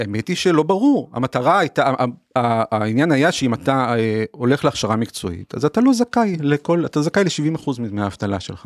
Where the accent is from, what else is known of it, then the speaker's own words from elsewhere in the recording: Haifa, Haifa District, Israel; אני נולדתי וגדלתי בקריאת חיים בשנות ה-80